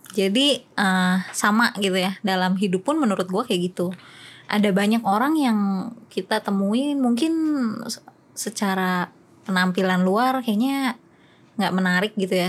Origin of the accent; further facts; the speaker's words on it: West Java, Indonesia; gue lahir di daerah Jawa Barat